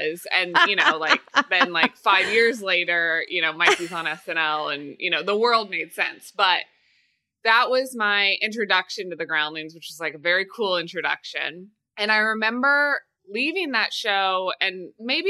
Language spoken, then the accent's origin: English; Kansas City, Missouri, United States; moved away; I'm from Kansas City, Missouri.